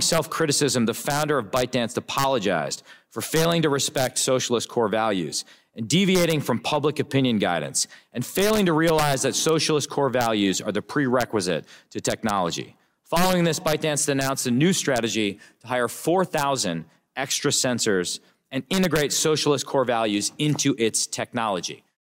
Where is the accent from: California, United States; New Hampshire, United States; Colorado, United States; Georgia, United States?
Colorado, United States; my home state of Colorado